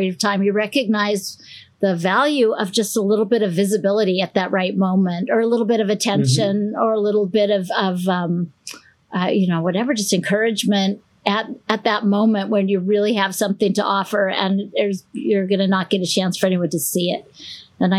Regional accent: Portland, Oregon, United States; now in Boston, United States; I'm from Portland, Oregon.

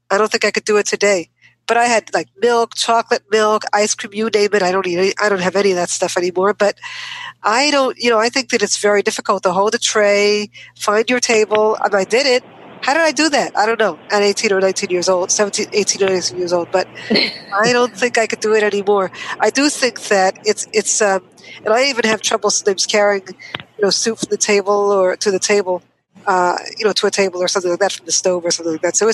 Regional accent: New York, United States; now in Olympia, United States; I lived, grew up in New York, even though I live in Olympia right now. But uh, I grew up in New York

